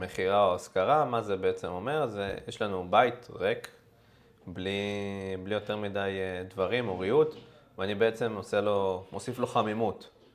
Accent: Israel; אנחנו כישראלים

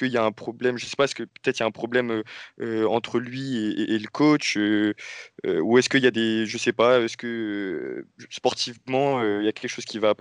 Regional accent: Marseille, Provence-Alpes-Côte d'Azur, France; moi, je suis bien placé en tant que Marseillais pour, le dire

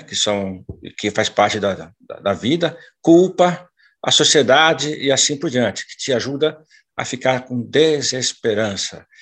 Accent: São Paulo, Brazil; moved away as an adult; now in Londrina, Brazil; Eu sou paulistano da Gema

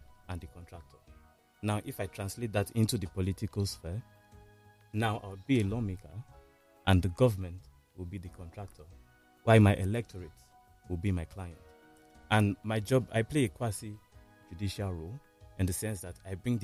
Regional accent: Nigeria; as a Nigerian first and foremost

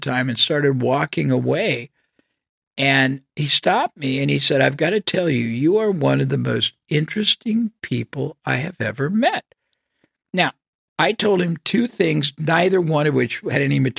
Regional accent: United States; I was from the United States

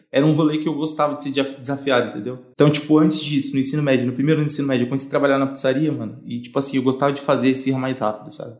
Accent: São Paulo, Brazil; moved away as an adult; now in Uberlândia, Brazil; Eu sou de São Paulo

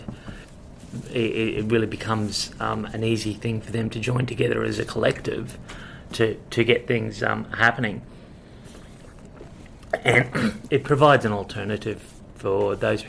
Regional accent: Cairns, Queensland, Australia; moved away as an adult; now in Brisbane, Australia; Cairns is what I would call home. I did all my schooling there

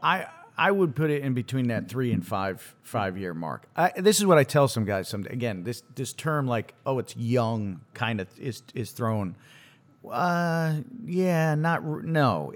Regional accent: Connecticut, United States; growing up in Connecticut, gr, I went to school in Connecticut.

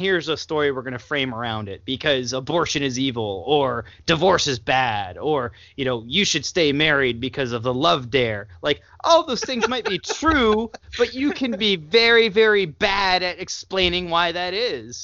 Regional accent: United States; as an American

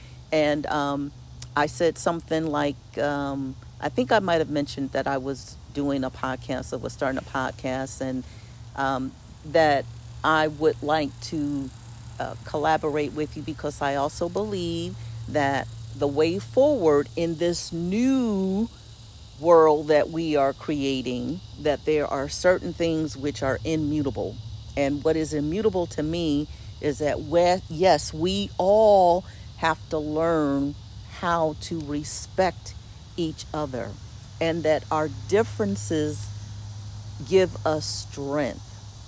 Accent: Philadelphia, Pennsylvania, United States; what I grew up with in Philadelphia, where we have people of all races, colors, and creeds, religions.

